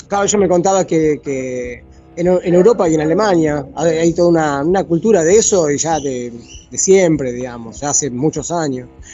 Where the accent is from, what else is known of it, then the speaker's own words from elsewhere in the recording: Argentina; moved away; nosotros, los argentinos